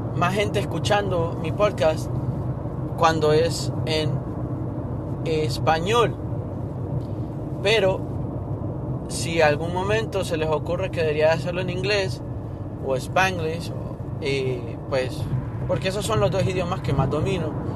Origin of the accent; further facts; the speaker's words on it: Honduras; moved away; soy de Honduras